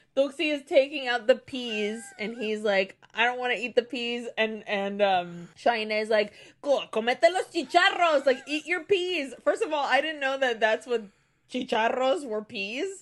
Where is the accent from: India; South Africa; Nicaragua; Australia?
Nicaragua; moved away; also born or lived in Brazil; Growing up in Nicaragua